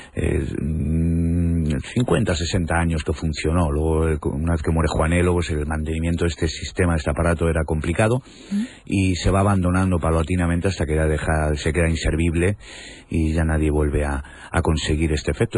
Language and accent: Spanish; Toledo, Castilla-La Mancha, Spain; los toledanos vivimos durante siglos